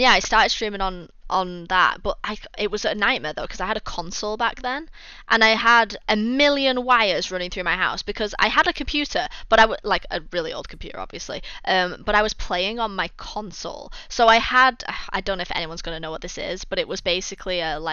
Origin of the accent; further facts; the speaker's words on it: United Kingdom; we're British.